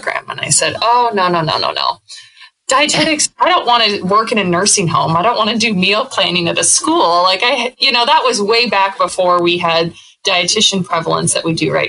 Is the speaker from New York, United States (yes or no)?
no; Northwest Iowa, United States; moved away as an adult; Being born and raised in Northwest Iowa